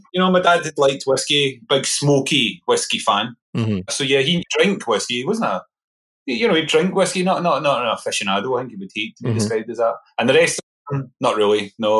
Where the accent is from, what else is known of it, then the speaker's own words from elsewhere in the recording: Coatbridge, Scotland, United Kingdom; So I grew up in a little town called Coatbridge. It's about 10 miles outside Glasgow. So close to Glasgow was where I was